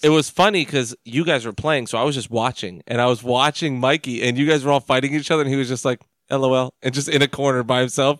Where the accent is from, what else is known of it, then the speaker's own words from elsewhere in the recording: United States; we're American